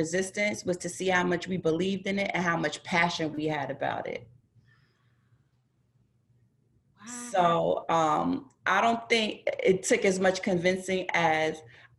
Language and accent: English; Mount Vernon, New York, United States; We're both from Westchester, New York. She's from Yonkers. I'm from Mount Vernon